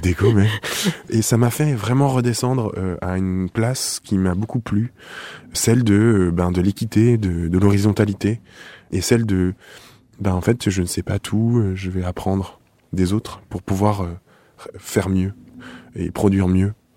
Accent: Nice, Provence-Alpes-Côte d'Azur, France; now in Paris, France; je viens du sud, je viens de Nice. Je suis un, un un sorti tôt du sud

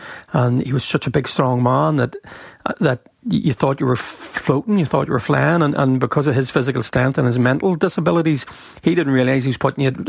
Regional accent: Armagh, Northern Ireland, United Kingdom; I'm from Armagh City, and I would be

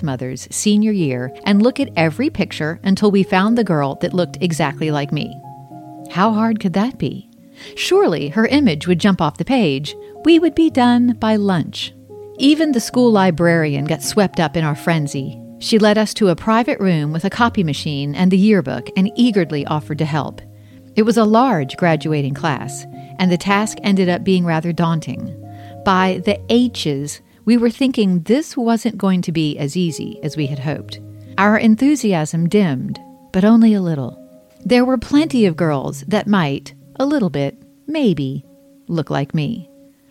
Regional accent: Charleston, South Carolina, United States; I was born in Charleston, South Carolina on February 29, 1968

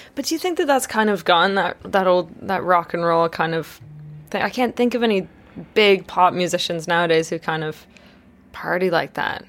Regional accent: Canada; I grew up in Canada

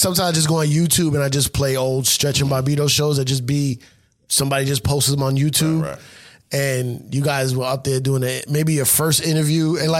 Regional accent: New York, United States; I'm from New York

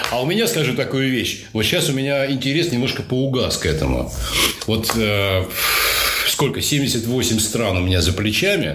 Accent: Russia; я из России, я там был единственный из России

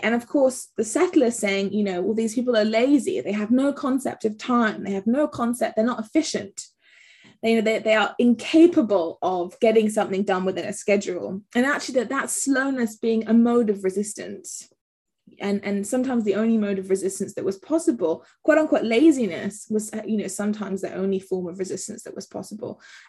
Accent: Accra, Greater Accra, Ghana; also born or lived in England; as a Ghanaian, because my family are Ghanaian and English, and I grew up between here and Accra, I have a particular relationship with slowness

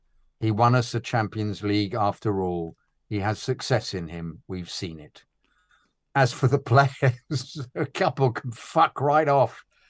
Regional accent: Australia; Growing up in Australia, I never saw many Chelsea supporters around.

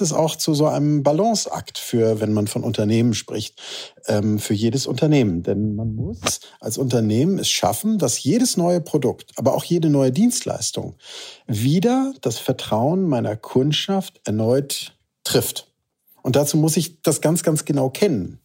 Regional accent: Lübeck, Schleswig-Holstein, Germany; also born or lived in Hamburg / Heide; gebürtiger Lübecker.

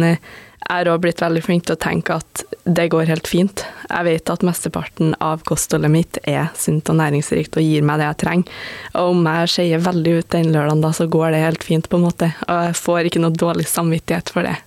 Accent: Stjørdal, Trøndelag, Norway; moved away as an adult; now in Oslo, Norway; jeg kommer jo fra Stjørdal, og det, altså det, er jo ikke en kjempeliten plass, men jeg føler det er jo ikke en storby

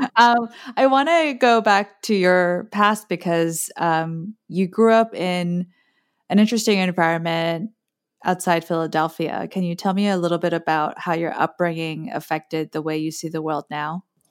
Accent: Guam; also born or lived in South Korea; now in East Coast, United States; I moved from South Korea with my family to the American territory of Guam. And I grew up with a mom who still isn't particularly fluent in English

